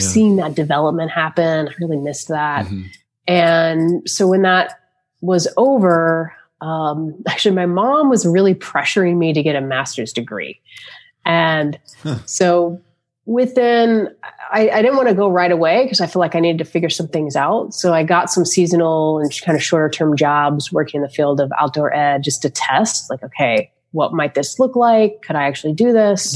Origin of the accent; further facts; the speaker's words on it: Florida, United States; moved away; also born or lived in Charlotte, North Carolina; I grew up in Florida